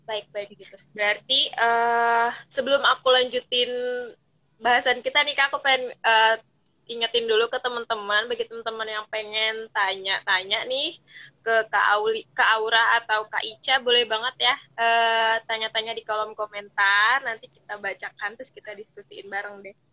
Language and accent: Indonesian; Bogor, West Java, Indonesia; Kalau aku karena aku kebetulan karena aku dari Bogor yang udaranya dingin ya kan terus mas pas sampai ke Cikarang itu kok ya Allah panas banget